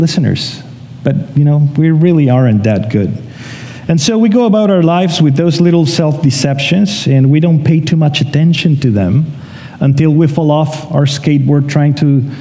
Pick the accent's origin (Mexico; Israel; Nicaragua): Mexico; moved away as an adult; now in Canada; we're from Mexico, so in a month from today, it's our first year here in Canada.